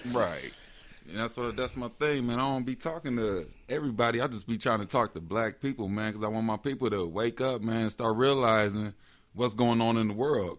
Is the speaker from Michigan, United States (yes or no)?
no; Marion, Indiana, United States; I was born in Marion, Indiana, small town. Grew up in the church